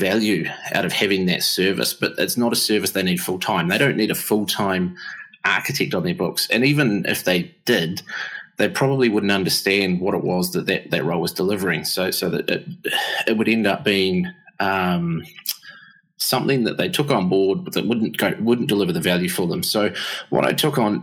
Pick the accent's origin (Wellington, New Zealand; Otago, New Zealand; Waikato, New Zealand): Wellington, New Zealand; Upper Hutt; now in Massey, New Zealand; I'm actually originally from Wellington way back in the day. So born and bred in the greatest little city in the world called Upper Hutt